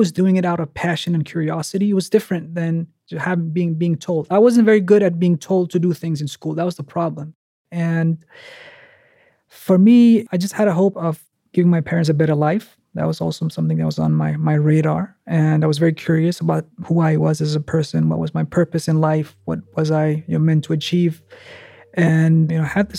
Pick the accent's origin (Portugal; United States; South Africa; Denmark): Denmark; also born or lived in Bulgaria; then they moved to Denmark in hope of a better life